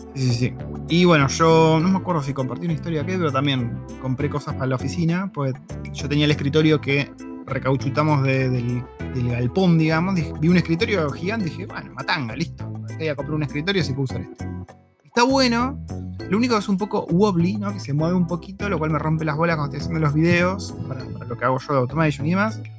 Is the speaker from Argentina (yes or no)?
yes; Argentina; nuestros abuelos, creería que de casi todos nosotros, o tatarabuelos, se vinieron de Europa buscando una mejor oportunidad en Argentina